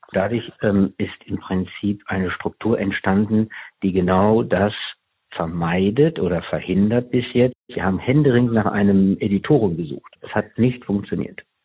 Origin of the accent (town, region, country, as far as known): Germany